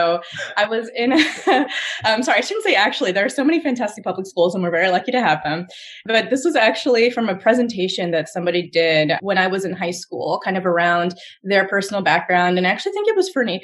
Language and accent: English; Virginia, United States; moved away as an adult; now in New York, United States; I was from Nova, but I hadn't grown up there. I'd grown up a little further south.